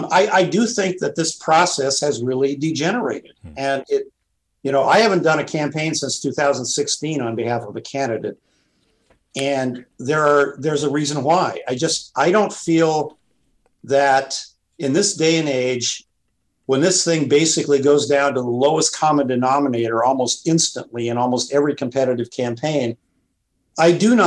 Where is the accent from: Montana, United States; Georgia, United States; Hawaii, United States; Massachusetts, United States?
Montana, United States; I ran my brother's campaign for the state legislature in Montana in my home state.